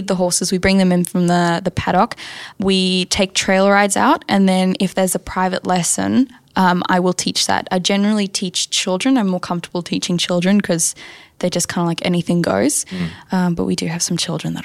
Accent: South Africa; now in New South Wales, Australia; I'm South African

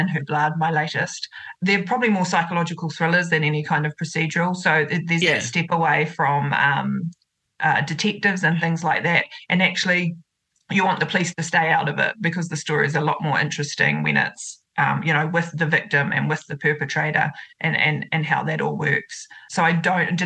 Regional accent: Otorohanga, Waikato, New Zealand; my hometown where I grew up is Otrahonga, and that's about 15 minutes north of Waitomo

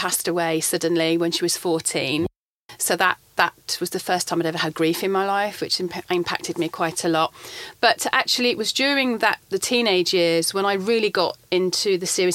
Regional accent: Birmingham, West Midlands, United Kingdom; I grew up in Birmingham.

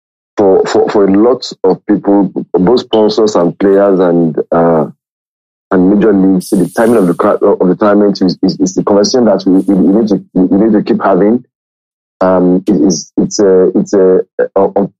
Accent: Nigeria; as a Nigerian

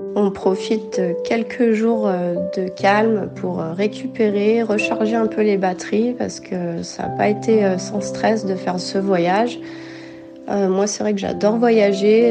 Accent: France; born or raised there; moved away as an adult; now in Houston, United States

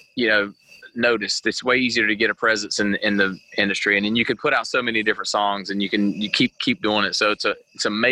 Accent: Eastern North Carolina, United States; We grew up in Eastern North Carolina, where East Carolina University is like our football team.

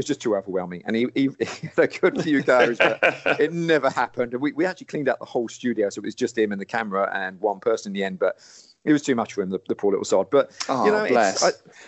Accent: Portsmouth, South East England, United Kingdom; moved away; I came from Portsmouth back in the day, so I grew up going to coin arcades down by the beach

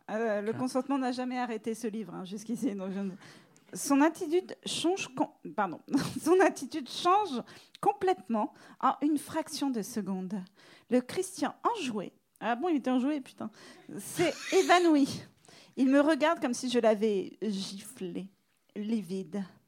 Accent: France; now in New York, United States; je suis française

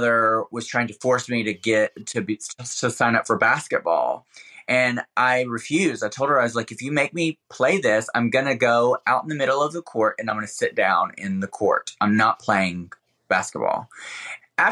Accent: Alabama, United States; moved away; when I was living in Alabama, in especially my childhood

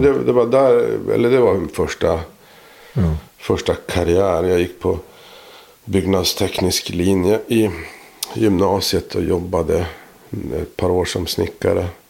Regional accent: Boden, Norrbotten County, Sweden; jag är eh, född och uppvuxen i Boden

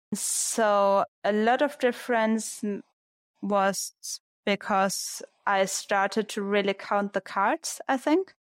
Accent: Braunschweig, Lower Saxony, Germany; So it was a club in Braunschweig was my hometown. It's in the north of Germany.

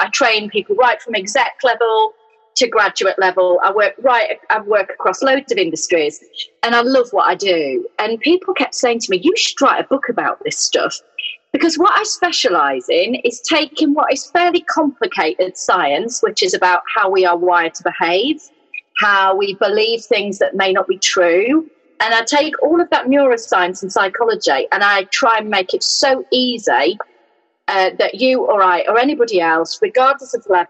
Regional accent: Yorkshire and the Humber, United Kingdom; moved away as an adult; also born or lived in Newcastle; now in Midlands, United Kingdom; I grew up in South Yorkshire, a mile from a pit village

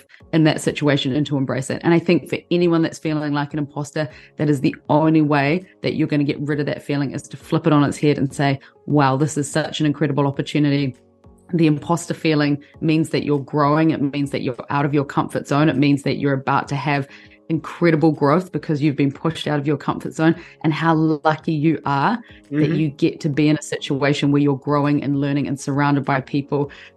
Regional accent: New Zealand; moved away as an adult; also born or lived in London, United Kingdom; I'm from New Zealand originally. New Zealand's a very small country.

